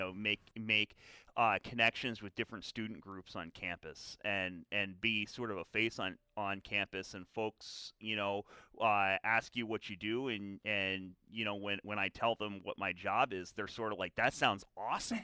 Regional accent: Philadelphia, Pennsylvania, United States; I grew up in the Philadelphia area, uh, the western suburbs, uh, on the mainline

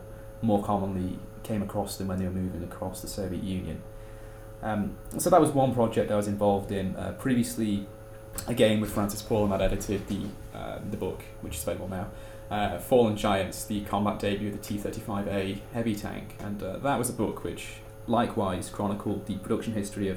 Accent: Manchester, North West England, United Kingdom; I'm from Manchester and I study history

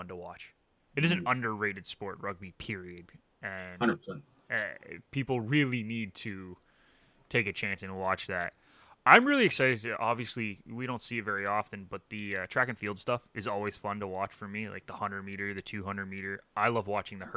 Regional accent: Canada; we are Canadian

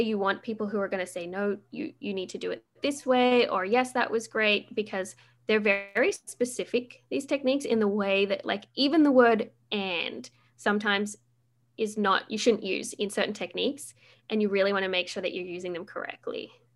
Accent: Australia; now in Vancouver, Canada; I am Australian

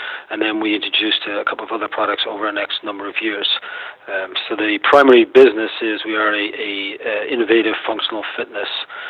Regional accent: Austin, Texas, United States; So, and we're both from Austin.

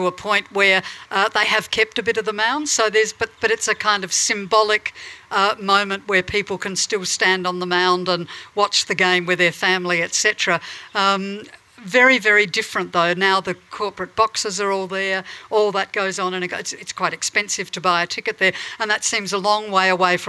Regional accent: Adelaide, South Australia, Australia; my hometown of Adelaide

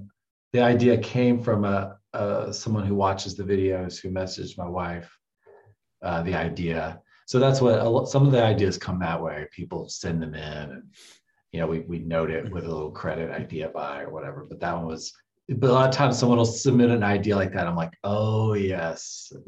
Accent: Tennessee, United States; moved away as an adult; I was like 21 after I'd moved to I moved from Tennessee to California.

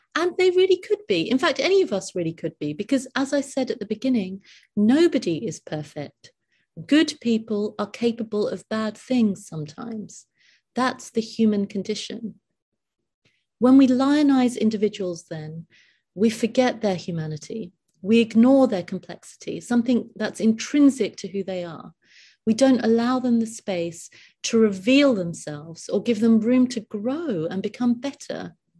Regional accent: United Kingdom; I'm completely British

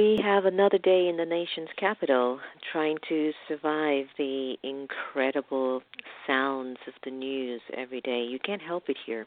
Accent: Miami, Florida, United States; I was raised in Miami

